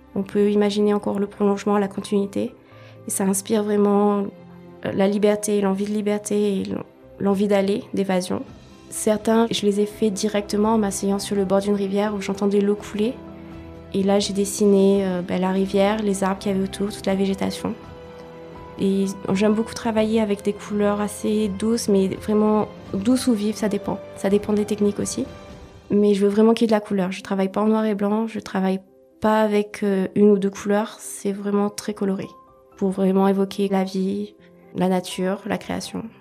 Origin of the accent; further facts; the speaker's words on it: France; also born or lived in Wales / Réunion; Je suis originaire du Pays de Galles par mon père et de La Réunion par ma mère, mais j'ai grandi en métropole